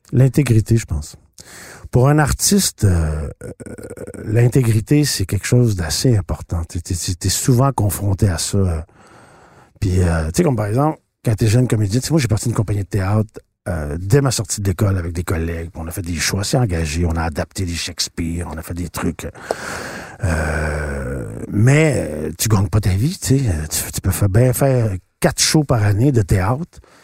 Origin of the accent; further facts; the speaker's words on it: Shawinigan, Quebec, Canada; je viens d'un milieu euh, ouvrier. Euh, je viens de Shawinigan